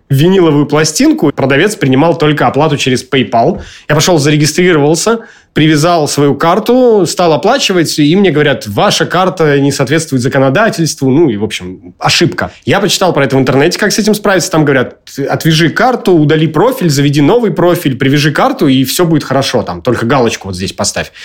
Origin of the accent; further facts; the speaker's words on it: Murmansk, Murmansk Oblast, Russia; как я из Мурманска